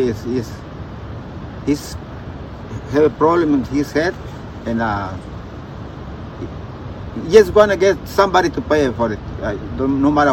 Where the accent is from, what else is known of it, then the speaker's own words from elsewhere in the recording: Durango, Mexico; English is a second language; also born or lived in United States; now in Maneadero, Mexico; I grew up in Durango